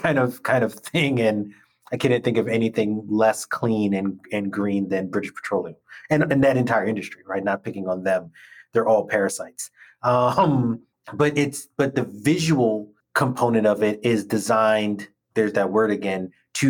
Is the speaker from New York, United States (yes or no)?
yes; New York, United States; I am a New Yorker.